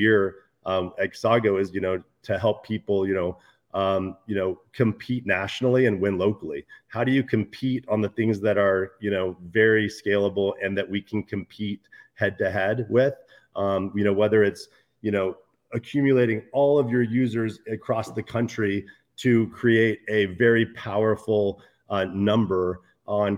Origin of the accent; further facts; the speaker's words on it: Idaho, United States; I grew up in Idaho, you know, on a small town. I grew up in a small town on the border of Oregon and Idaho with 10,000 people in it.